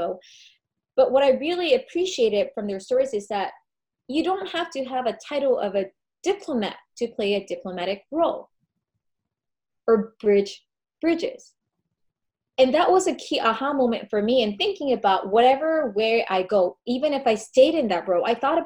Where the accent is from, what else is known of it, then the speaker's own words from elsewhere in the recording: United States; accent: American; I am American. They recognize my accent.